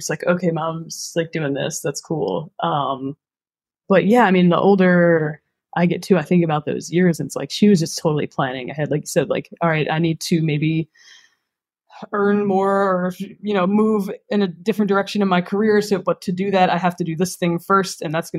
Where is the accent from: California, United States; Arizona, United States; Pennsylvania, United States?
Pennsylvania, United States; Philadelphia; I was born and raised in Philadelphia in a neighborhood called Roxborough. Roxborough Manayunk is the neighborhood, and that is where I currently live still.